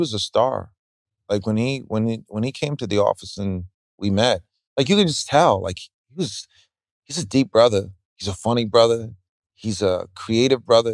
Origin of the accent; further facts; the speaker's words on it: New York, United States; being a New Yorker